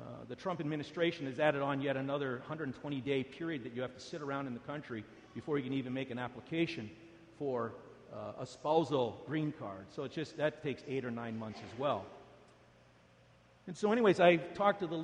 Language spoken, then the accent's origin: English; Canada; also born or lived in United States; I'm a Canadian, but I have an American wife